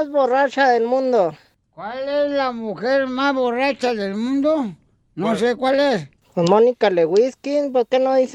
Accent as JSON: {"language": "Spanish", "region": "Michoacán", "country": "Mexico", "said": "porque aquí … soy de Michoacán."}